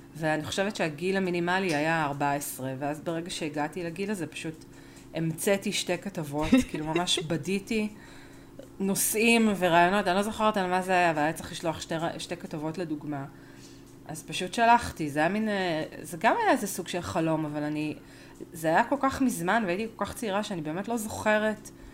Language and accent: Hebrew; Argentina; אני ארגנטינאית